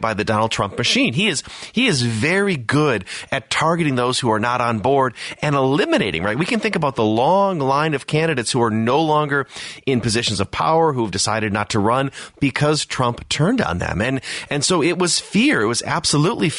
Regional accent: Wisconsin, United States; I'm from Wisconsin

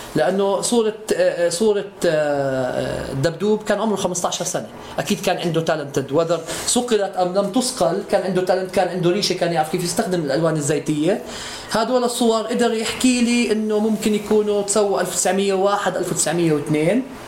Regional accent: Bethlehem, West Bank, Palestine; also born or lived in Jerusalem; انا ولدت بالقدس بس انا اب وام تلحمي من 452 سنه

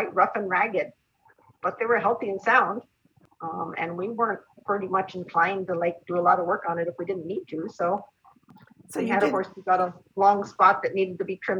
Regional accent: New Mexico, United States; moved away; also born or lived in Washington; Where we grew up in New Mexico

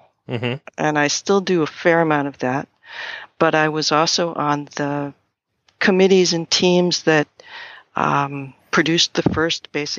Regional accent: New England, United States; born there; now in Maine, United States; I was born in New England. I lived in various places in the U.S., Mexico, and Canada. And then 35 years ago or so, I moved to Maine.

